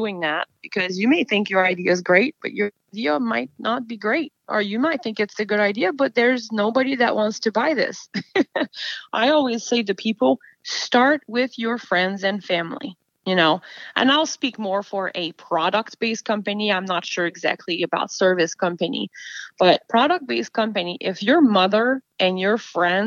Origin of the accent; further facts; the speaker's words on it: Quebec, Canada; now in United States; I'm from Quebec